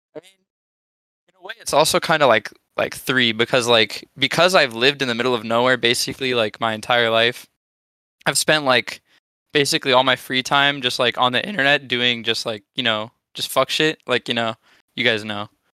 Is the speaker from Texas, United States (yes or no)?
no; California, United States; also born or lived in Japan; I'm not even from Canada. Actually, I'm from California